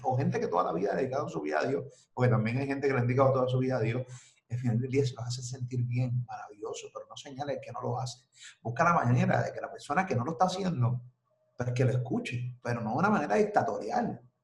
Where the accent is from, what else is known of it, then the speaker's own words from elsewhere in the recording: Carolina, Puerto Rico; also born or lived in New Jersey; Yo soy de Carolina, Rolling Hills. Me crié en Rolling Hills, Carolina, y luego en Metrópolis viví.